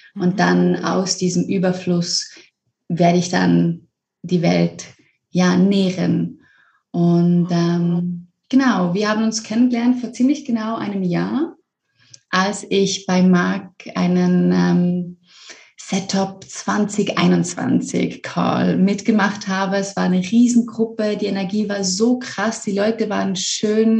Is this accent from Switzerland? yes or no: yes; Switzerland; Ich komme aus der Schweiz ursprünglich